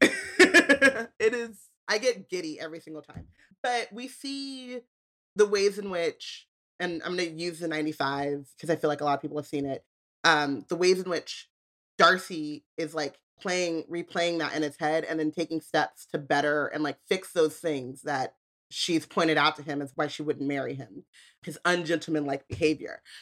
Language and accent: English; United States; I'm American